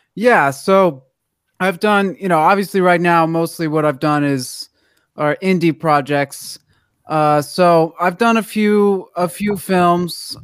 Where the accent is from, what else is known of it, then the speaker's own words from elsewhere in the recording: Washington, District of Columbia, United States; now in Los Angeles, United States; I'm from Washington D.C.